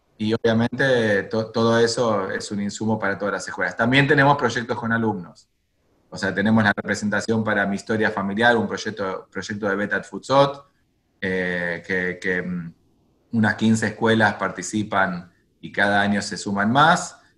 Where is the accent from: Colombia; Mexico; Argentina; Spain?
Argentina; moved away as an adult; also born or lived in Jerusalem, Israel / Santiago, Chile / Buenos Aires, Argentina; no volví a la Argentina, de donde, donde yo nací